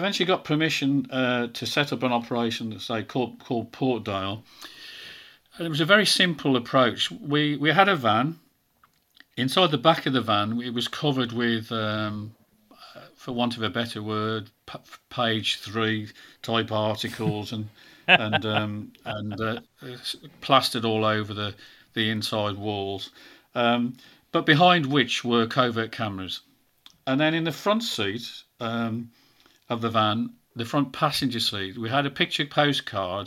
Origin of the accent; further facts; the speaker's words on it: Birmingham, West Midlands, United Kingdom; accent: Brummie; I'm a Brummie, as you can tell